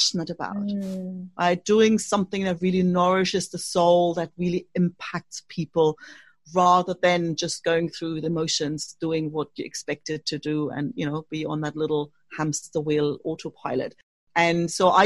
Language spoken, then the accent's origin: English; East Germany, Germany; English is a second language; moved away as an adult; also born or lived in Australia / United Kingdom; now in Spain; I was born in Germany, actually, and to be precise, in East Germany.